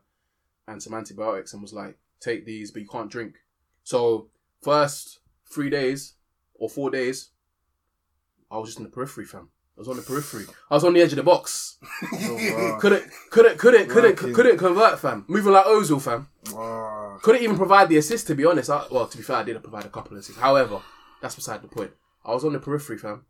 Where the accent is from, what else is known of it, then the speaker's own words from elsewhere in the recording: London, United Kingdom; I'm from Wembley